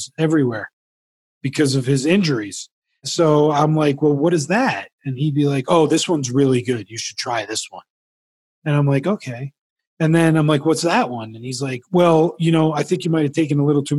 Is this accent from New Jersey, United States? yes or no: yes; New Jersey, United States; I grew up in New Jersey